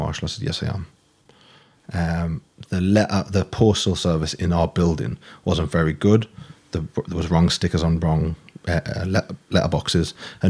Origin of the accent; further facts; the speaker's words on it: Newcastle, North East England, United Kingdom; moved away as an adult; I'm from Newcastle originally.